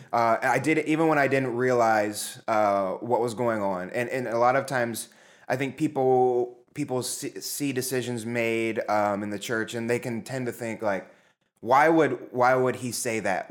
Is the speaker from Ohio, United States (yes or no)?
yes; Zanesville, Ohio, United States; I grew up in Zanesville, Ohio